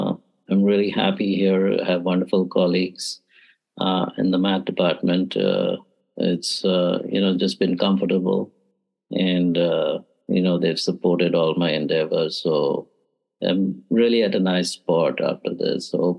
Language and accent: English; West Bengal, India; first language English; moved away as an adult; also born or lived in Hong Kong / Tucson; now in Charlotte, United States; born and brought up in India